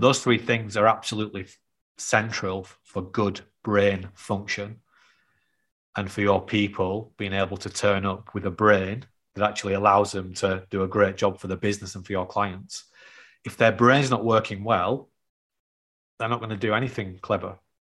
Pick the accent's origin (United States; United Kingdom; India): United Kingdom; the north of England; accent: North of England; my North of England accent